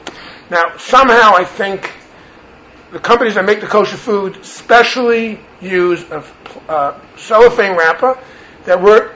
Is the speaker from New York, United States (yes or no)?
yes; New York City, New York, United States; I'm a New Yorker and I grew up in New York.